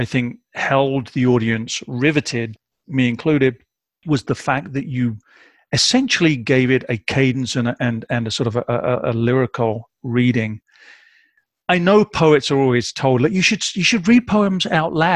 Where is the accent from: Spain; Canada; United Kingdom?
United Kingdom; moved away as an adult; now in Midwest, United States; I am a British expat living in the Midwest of America.